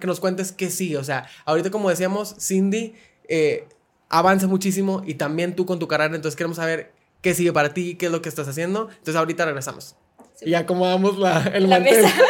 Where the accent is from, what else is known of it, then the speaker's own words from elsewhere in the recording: Monterrey, Nuevo León, Mexico; yo que soy de Monterrey